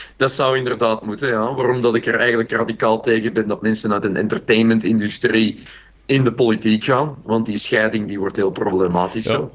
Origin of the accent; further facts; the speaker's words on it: Brabant, Belgium; Ik ben zelf ook een Brabander